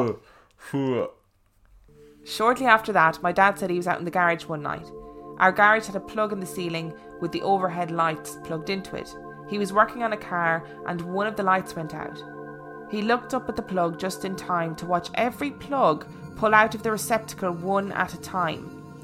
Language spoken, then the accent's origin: English; California, United States; I grew up in Southern California, pretty close to the beaches right outside LA.